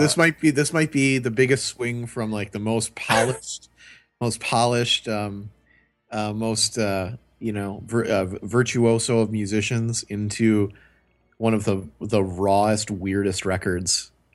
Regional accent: Milwaukee, Wisconsin, United States; growing up in Milwaukee

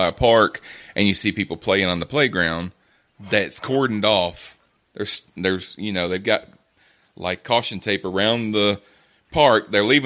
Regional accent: Alabama, United States; I'm from Alabama

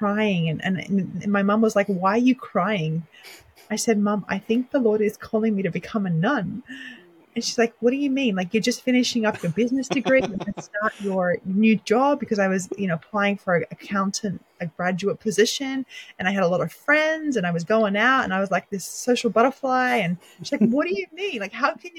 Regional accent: Sydney, New South Wales, Australia; moved away as an adult; also born or lived in Lebanon; now in United States; I was born and raised in Sydney, Australia

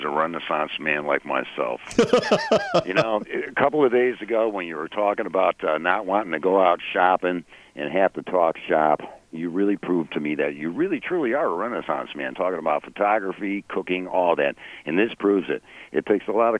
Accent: Chicago, Illinois, United States; moved away; Growing up in Chicago, I lived in my mom's kitchen

